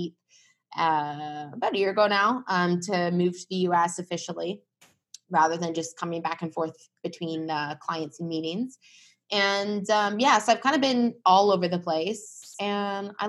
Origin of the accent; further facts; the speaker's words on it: Vancouver, British Columbia, Canada; also born or lived in California / Toronto, Ontario / London; I grew up in Canada, in Vancouver on the West Coast